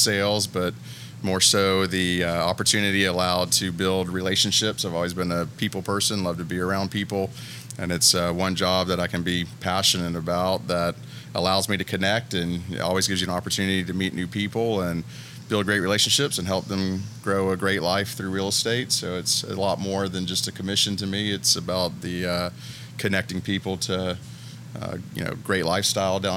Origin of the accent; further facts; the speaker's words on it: Fort Walton Beach, Florida, United States; also born or lived in California; I was born in Fort Walton Beach. Went to elementary school, Elliott Point Elementary, over there by Ferry Road, and off to Meg's, Choctaw.